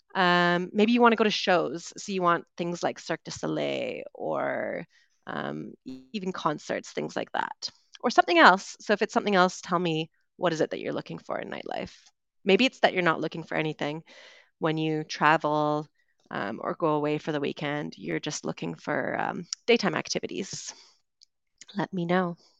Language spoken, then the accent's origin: English; Vancouver, British Columbia, Canada; moved away as an adult; also born or lived in United Kingdom; growing up in Vancouver